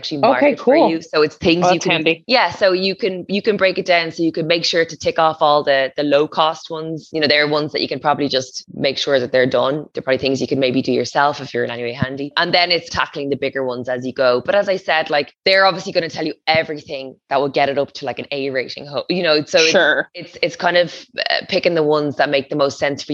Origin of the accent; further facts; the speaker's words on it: Portmarnock, County Dublin, Ireland; moved away as an adult; also born or lived in Donabate; now in Waterford, Ireland; I grew up in Portmarnock